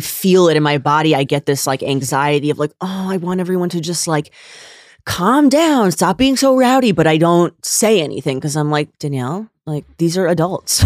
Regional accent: Bergen County, northern New Jersey, United States; also born or lived in New York City / Boston / Jerusalem; I am from northern New Jersey, from Bergen County

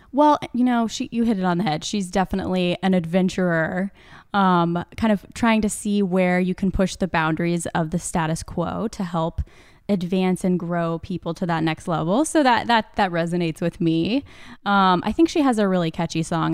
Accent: Kansas City, Missouri, United States; I grew up in Kansas City

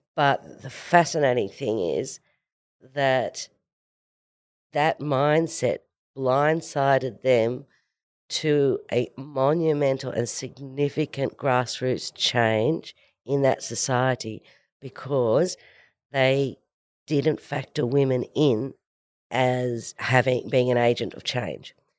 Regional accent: Orange, New South Wales, Australia; I am originally from a farm in the middle of nowhere in central West New South Wales. And, you know, went to a great public school, an Orange Public at Orange High School

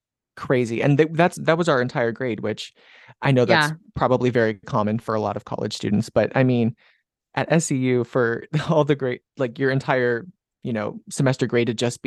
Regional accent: Florida, United States; And I mean, I grew up in a suburb, so I'm like 20, 25 minutes out on like when there's no traffic from Tampa.

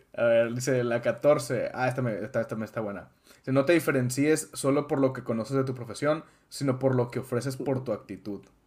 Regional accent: Mexico; nosotros como mexicanos

